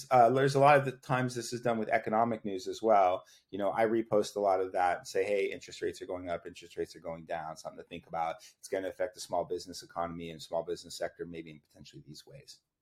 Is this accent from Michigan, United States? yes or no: no; Austin, Texas, United States; I grew up in Austin, Texas